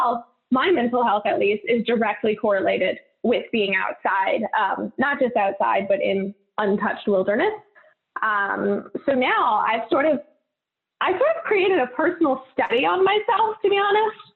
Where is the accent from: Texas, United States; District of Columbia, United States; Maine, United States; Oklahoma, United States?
Maine, United States; moved away as an adult; now in San Diego, United States; grew up in Maine